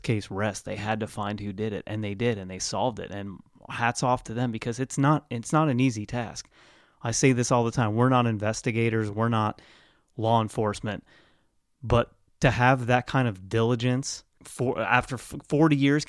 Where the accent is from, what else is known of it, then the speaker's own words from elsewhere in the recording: Lancaster, Ohio, United States; I grew up in Lancaster, Ohio